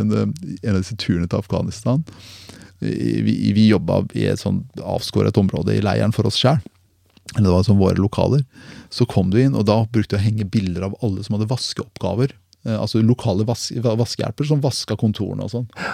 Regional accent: Porsgrunn, Telemark, Norway; Porsgrunn Telemark

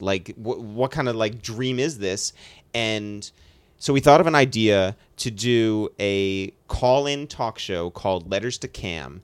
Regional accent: United States; it was an advantage to live near the city

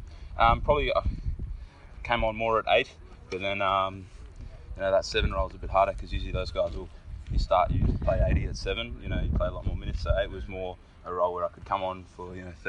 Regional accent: Queensland, Australia; Like, I came from Queensland, guys come from New South Wales

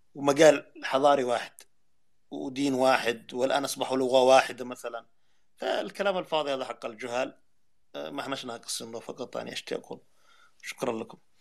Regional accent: Tihama, Yemen; accent: Tihami; عندنا في التهامة

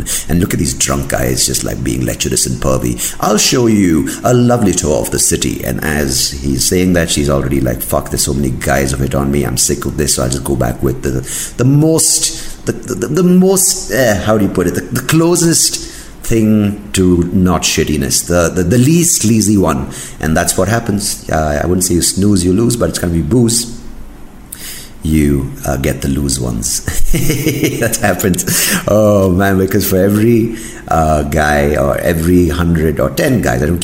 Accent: South India, India; I'm South Indian

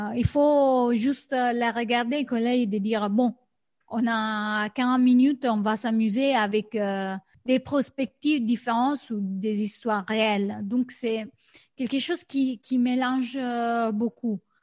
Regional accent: Rome, Lazio, Italy; je suis de Rome

